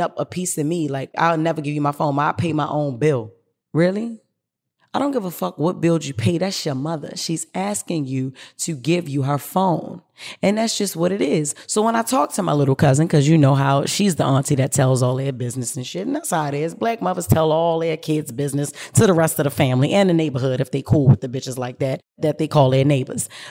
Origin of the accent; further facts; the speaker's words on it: Baltimore, Maryland, United States; I come from Baltimore City. Y'all know that. West Baltimore City, to be exact. And one thing about Baltimore City is we breed strong women